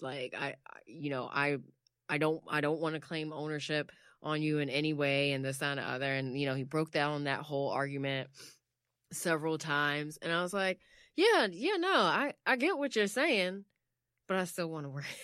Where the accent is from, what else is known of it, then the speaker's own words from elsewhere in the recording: United States; I'm American, like, I'm just American.